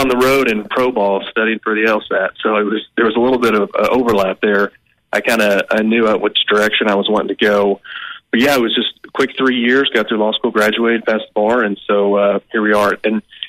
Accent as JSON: {"language": "English", "town": "Bartlesville", "region": "Oklahoma", "country": "United States", "tie": "born or raised there", "moved": "yes", "said": "growing up in Oklahoma"}